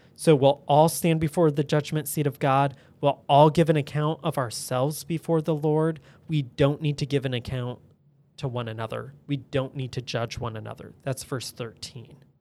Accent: United States; especially as American citizens

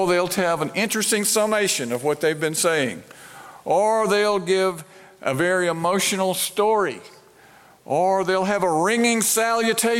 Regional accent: Brandon, Mississippi, United States; I grew up in Brandon, in the Brandon Presbyterian Church right outside of Jackson

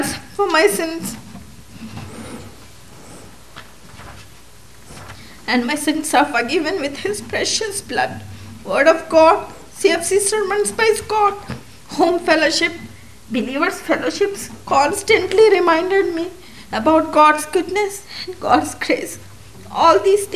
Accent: India; moved away; I was born in India and raised in a Christian family.

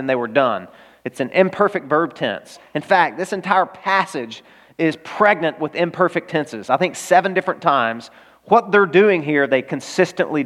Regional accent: Arkansas, United States; I'm from Arkansas

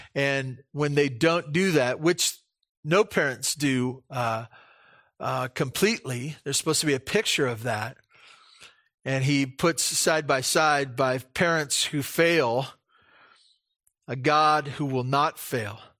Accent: Santa Barbara, California, United States; moved away; when I grew up in Santa Barbara, I took the bus to s, to school.

